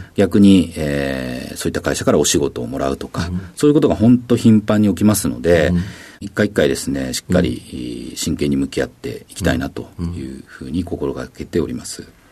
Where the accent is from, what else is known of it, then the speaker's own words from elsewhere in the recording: Awa, Tokushima, Japan; 徳島県の阿波市というところになります